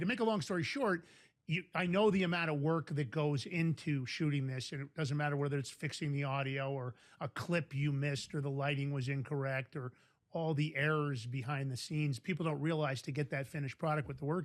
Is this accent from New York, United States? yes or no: yes; New York City, New York, United States; also born or lived in Westchester County, New York; We grew up in New York, Fordham Road in the Bronx and Westchester County later